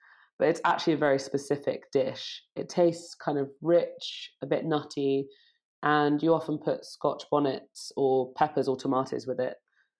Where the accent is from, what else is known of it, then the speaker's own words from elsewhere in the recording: Jamaica; born there; also born or lived in United Kingdom; Well, I'm Jamaican British. I was born in Jamaica.